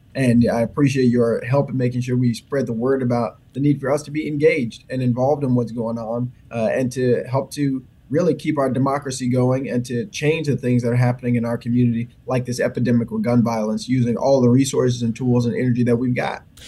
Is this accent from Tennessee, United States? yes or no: yes; Memphis, Tennessee, United States; my hometown and the community that I care so much about